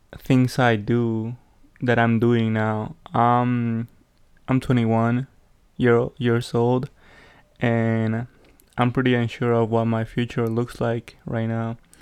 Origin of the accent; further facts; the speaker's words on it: Peru; English is a second language; now in United States; growing up in Peru